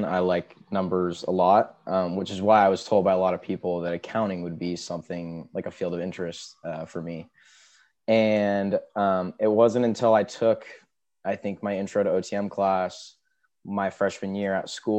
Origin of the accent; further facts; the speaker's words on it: Seattle, Washington, United States; I'm from Seattle, Washington